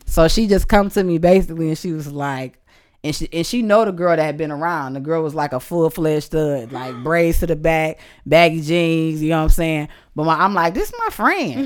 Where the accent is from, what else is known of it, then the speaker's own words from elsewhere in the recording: Detroit, Michigan, United States; moved away; also born or lived in Atlanta; I'm from Detroit. I grew up around the toughest men and women.